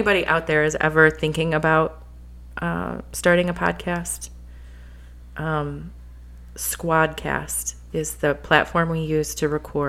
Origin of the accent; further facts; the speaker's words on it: Flint, Michigan, United States; Look at where we're from. We're from Flint.